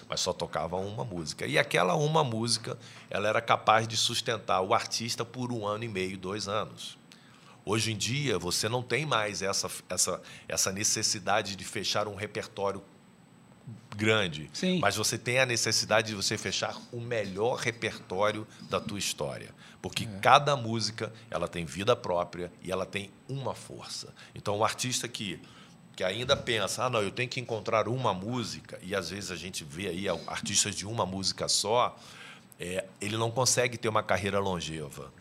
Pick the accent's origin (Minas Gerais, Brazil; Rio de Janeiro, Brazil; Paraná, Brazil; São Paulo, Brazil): Rio de Janeiro, Brazil; Niterói; Eu sou de Niterói, no Rio de Janeiro